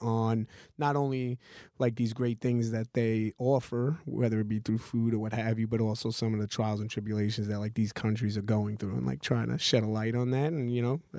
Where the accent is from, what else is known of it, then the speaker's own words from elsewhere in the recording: New York City, New York, United States; I'm from Cabo Hill, so I was born in Brooklyn, okay. But like. You know, I've been all over Brooklyn. I mean, I've lived always in Cobble Hill, but like I know Brooklyn like the back of my hand.